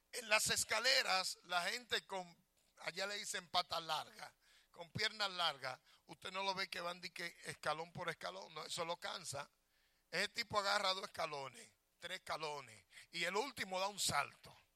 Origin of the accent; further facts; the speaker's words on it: Dominican Republic; now in United States; yo nunca voy a dejar de ser dominicano. A mí me pueden dar cuatro ciudadanía y yo nunca voy a dejar de ser dominicano. Porque una amo mi tierra y aunque no la amare, soy de allá.